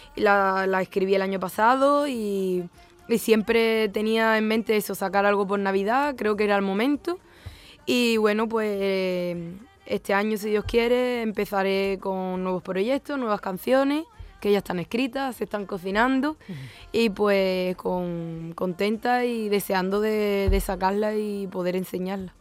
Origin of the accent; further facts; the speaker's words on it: Isla Cristina, Andalusia, Spain; also born or lived in Lepe; soy de Isla Cristina, aunque medio lepera también, ¿eh? hay que decirlo. Eh, pero vivo en Isla Cristina